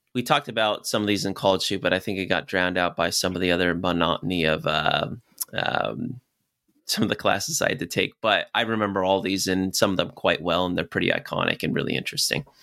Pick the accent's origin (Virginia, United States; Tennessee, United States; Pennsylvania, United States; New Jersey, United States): Virginia, United States; Clifton; I grew up in Virginia, uh, close to a town called Clifton